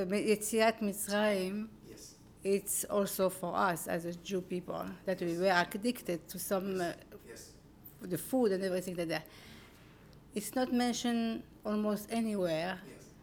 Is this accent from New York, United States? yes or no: yes; New York, United States; I am from New York.